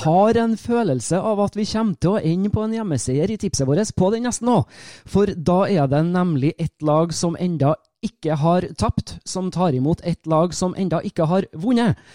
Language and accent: Norwegian; Trøndelag, Norway; accent: Trøndersk; jeg snakker trøndersk